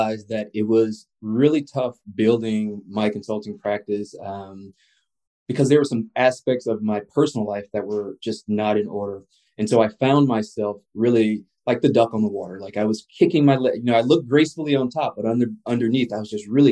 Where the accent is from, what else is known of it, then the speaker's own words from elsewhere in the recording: the South, United States; a Black male human growing up in the South